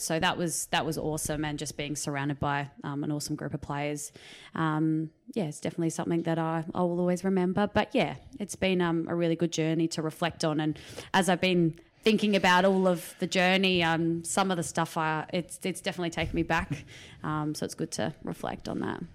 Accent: Riverland, South Australia, Australia; back in my hometown 'cause I moved back to the Riverland in two thousand eighteen

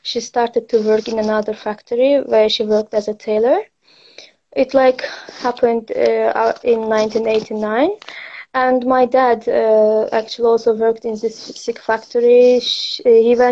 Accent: Azerbaijan; moved away as an adult; also born or lived in Russia; now in Poland; from Azerbaijan. I was born in Russia, but my family is from Kösalar, Kocaeli.

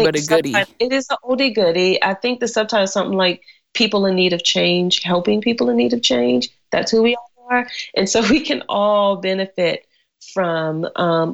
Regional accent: North Carolina, United States; moved away as an adult; also born or lived in Cayman Islands; I'm from North Carolina. So our tea is always cold and sweet.

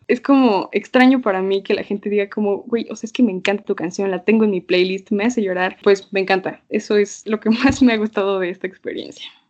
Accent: Toluca, State of Mexico, Mexico; moved away as an adult; now in Mexico City, Mexico; soy de Toluca, lo lamento, pero pues aquí crecí, ahorita estoy viviendo en la Ciudad de México

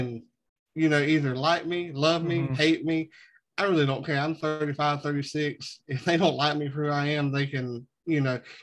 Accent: the South, United States; growing up in the South

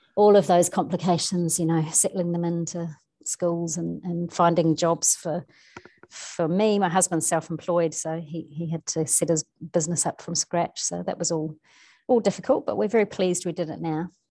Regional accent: New Zealand; moved away; I grew up in New Zealand, but obviously spent so long away.

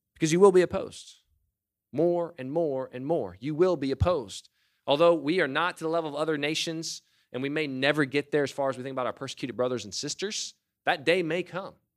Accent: United States

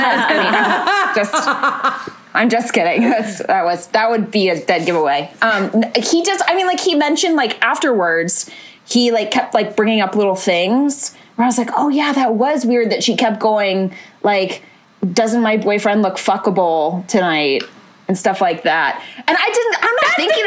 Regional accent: Charlotte, North Carolina, United States; moved away as an adult; also born or lived in Los Angeles; I'm from Charlotte, North Carolina. Obviously, I don't live there anymore

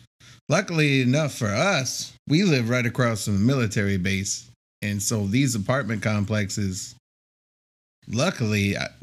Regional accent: the North, United States; now in San Antonio, United States; I grew up in the North, and you know, I came from a very financially struggling family.

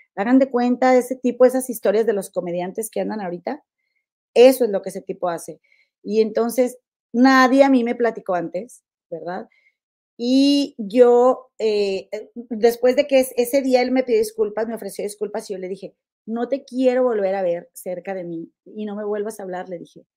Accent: Mexico; nosotros como mexicanos

